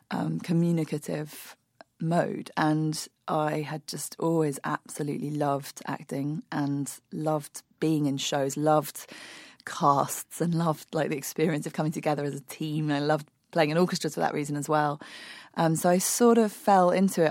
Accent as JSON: {"language": "English", "region": "London", "country": "United Kingdom", "tie": "born or raised there", "said": "I grew up in London in the early nineteen eighties"}